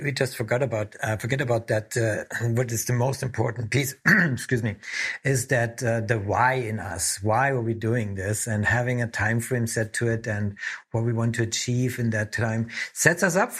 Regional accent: Germany; I'm from Germany

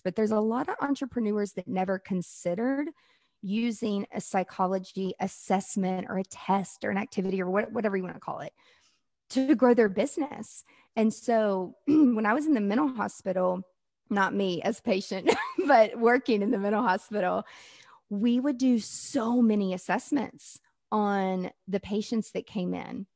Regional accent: the South, United States; I'm from the South

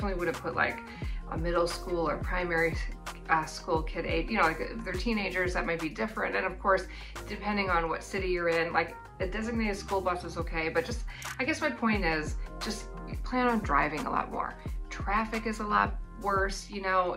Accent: Wisconsin, United States; moved away as an adult; now in New Zealand; I'm from Wisconsin and yeah, it's cold there too

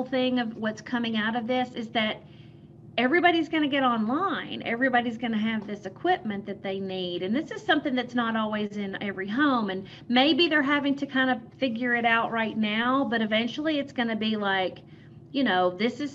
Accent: Memphis, Tennessee, United States; now in Nashville, United States; I grew up in West Tennessee and Memphis.

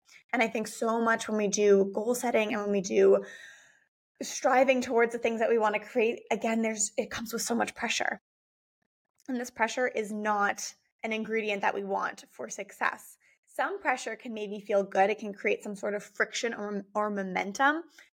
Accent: United States; born there; since I am part Canadian, part German, born in the US, have moved around a lot.

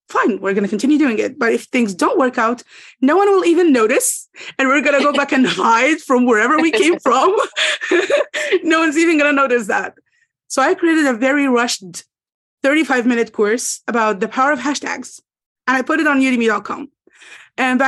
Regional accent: Egypt; English is a second language; I'm from Egypt

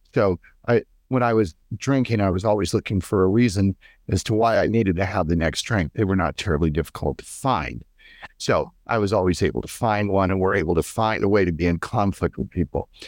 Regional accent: United States; as an American

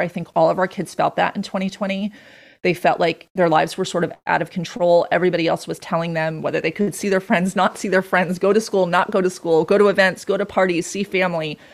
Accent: Long Island, New York, United States; now in Stuart, United States; I grew up on Long Island

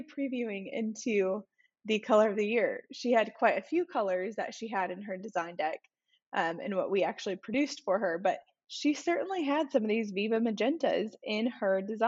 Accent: Arizona, United States; moved away; growing up in Arizona

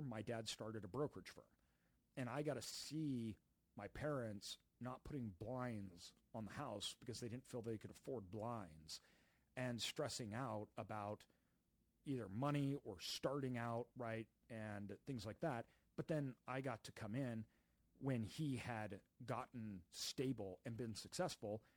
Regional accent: Idaho, United States; moved away as an adult; also born or lived in Brazil; we grew up in Idaho

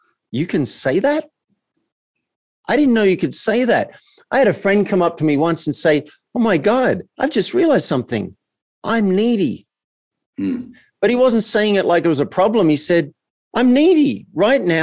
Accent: Australia; I grew up as an Australian male in a country town.

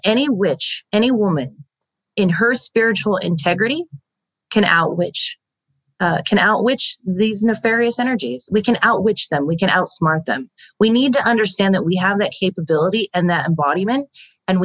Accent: United States; the status that we hold as American women

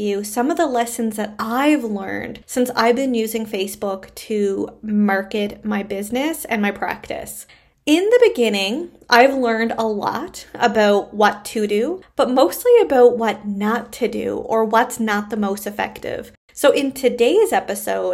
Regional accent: Canada; I am a Canadian social worker

